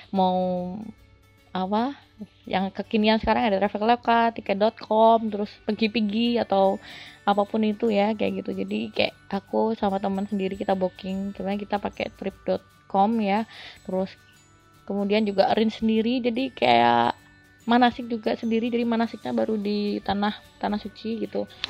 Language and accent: Indonesian; Bojonegoro, East Java, Indonesia; kebetulan kan aku asli Bojonegoro Jawa Timur dan aku ikut organisasi kepemudaan di Jawa Timur